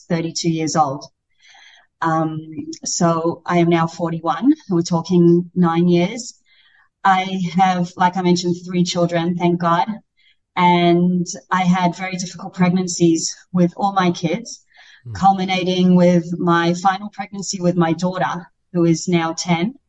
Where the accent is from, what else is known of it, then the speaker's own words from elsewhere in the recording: Australia; moved away as an adult; I grew up in Australia from the age of 5 to 19.